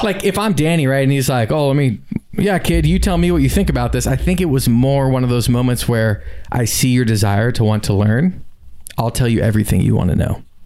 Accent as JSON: {"language": "English", "region": "South Florida", "country": "United States", "tie": "born or raised there", "said": "I'm born and raised in South Florida, but never really went all the way down to the Keys"}